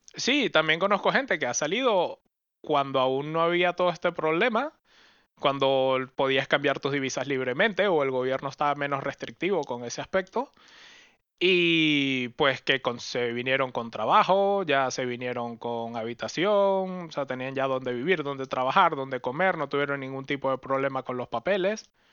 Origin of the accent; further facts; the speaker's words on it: Venezuela; moved away as an adult; also born or lived in Caracas / Oxford; now in Europe; Yo salí de Venezuela, me fui